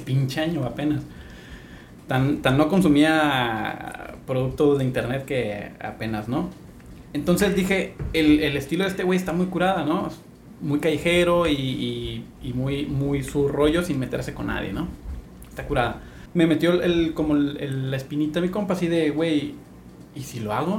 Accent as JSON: {"language": "Spanish", "town": "Tijuana", "region": "Baja California", "country": "Mexico", "moved": "yes", "lives_now": "Ensenada, Mexico", "said": "Soy de Tijuana, tengo 12 años acá."}